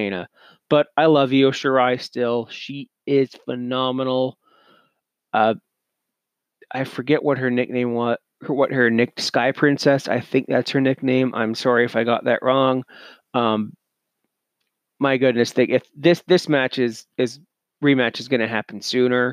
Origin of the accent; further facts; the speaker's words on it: Canada; I'm Canadian